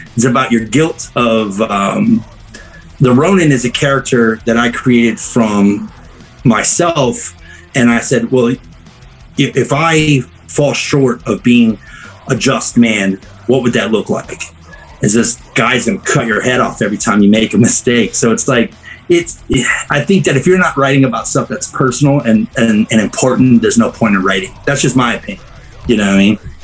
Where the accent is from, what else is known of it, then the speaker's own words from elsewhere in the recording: South Louisiana, United States; moved away; also born or lived in North Carolina / Pennsylvania; I grew up in, uh, actually, I'm not from North Carolina. I grew up in South Louisiana